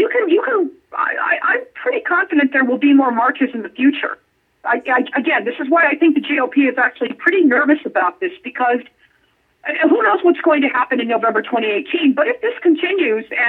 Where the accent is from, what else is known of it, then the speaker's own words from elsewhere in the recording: Las Vegas, Nevada, United States; now in Southern California, United States; my hometown of Las Vegas